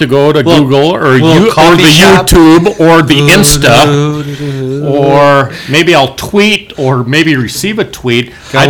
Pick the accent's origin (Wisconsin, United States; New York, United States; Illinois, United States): Wisconsin, United States; we said, Wisconsin.